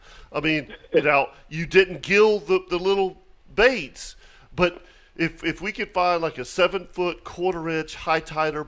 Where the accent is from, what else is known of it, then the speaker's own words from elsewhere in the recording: Palm Valley, Florida, United States; growing up in Palm Valley